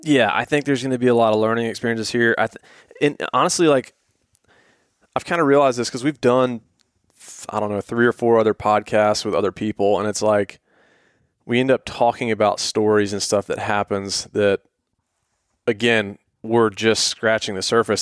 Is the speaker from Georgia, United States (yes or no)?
yes; Atlanta, Georgia, United States; we're from, we grew up in Atlanta